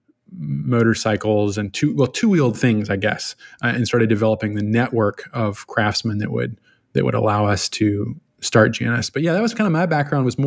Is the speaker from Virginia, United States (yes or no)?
yes; Richmond, Virginia, United States; now in Los Angeles, United States; I'm originally from Virginia, all over Richmond, Virginia, just terrorized the city